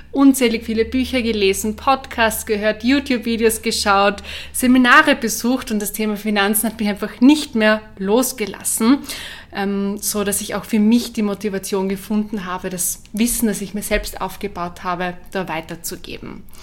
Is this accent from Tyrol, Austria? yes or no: no; Carinthia, Austria; accent: Carinthian; now in Vienna, Austria; Ich bin ursprünglich aus Kärnten, wie man es vielleicht hört, ähm, an meinem Dialekt. Ich wohne aber in Wien